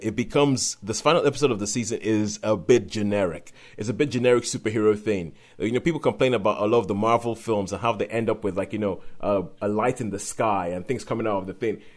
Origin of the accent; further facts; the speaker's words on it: Nigeria; we're both Nigerian. We grew up in Nigeria